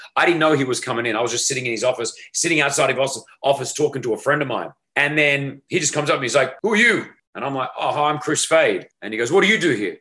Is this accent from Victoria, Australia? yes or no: no; Sydney, New South Wales, Australia; accent: Aussie; moved away as an adult; now in Dubai, United Arab Emirates; I grew up in Sydney, Australia